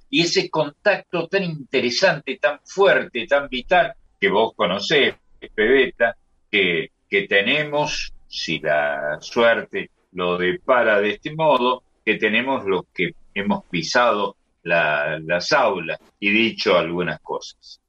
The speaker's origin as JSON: {"language": "Spanish", "region": "Córdoba", "country": "Argentina", "said": "Yo soy de San Vicente, en el otro extremo de la ciudad de Córdoba"}